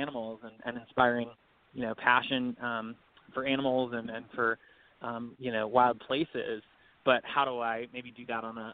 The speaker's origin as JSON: {"language": "English", "town": "Birmingham", "region": "Alabama", "country": "United States", "tie": "born or raised there", "said": "Well, I'm from Alabama. I'm from Birmingham. I lived here until I went off to school"}